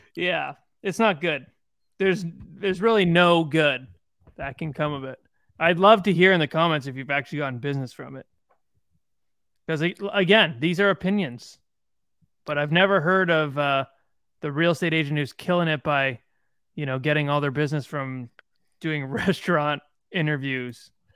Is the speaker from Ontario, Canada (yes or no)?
yes; Bowmanville, Ontario, Canada; I'm from Bowenville